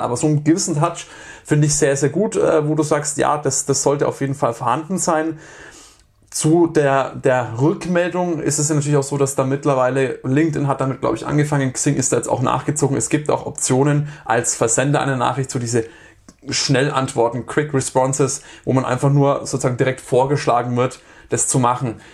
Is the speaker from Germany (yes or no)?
yes; Germany; bei uns in Deutschland